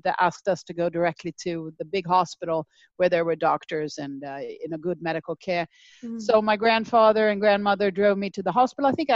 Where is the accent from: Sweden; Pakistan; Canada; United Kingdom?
Sweden; moved away; I grew up in Sweden